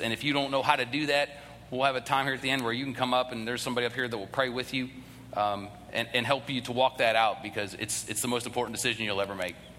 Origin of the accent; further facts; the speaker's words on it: the North, United States; now in the South, United States; I, am originally from the North